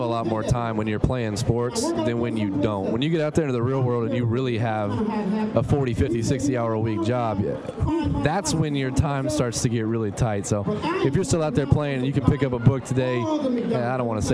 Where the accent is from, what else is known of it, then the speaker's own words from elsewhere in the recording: St. Louis, Missouri, United States; I grew up in St. Louis, Missouri